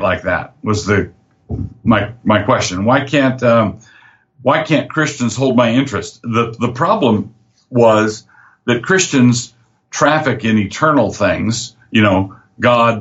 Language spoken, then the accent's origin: English; Annapolis, Maryland, United States; now in Moscow, United States; I grew up in Annapolis, Maryland, and I wanted to move back to the East Coast